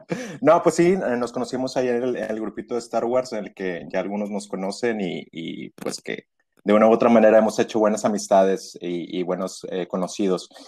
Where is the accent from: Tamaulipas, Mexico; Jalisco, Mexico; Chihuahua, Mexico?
Tamaulipas, Mexico; Reynosa; also born or lived in Veracruz; vivo en Reynosa, Reynosa, Tamaulipas